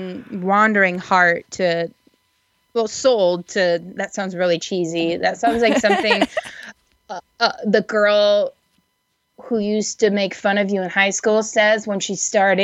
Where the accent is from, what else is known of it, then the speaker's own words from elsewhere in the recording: Muskegon, Michigan, United States; moved away; They just moved back to Muskegon, which is where I'm from, and didn't leave.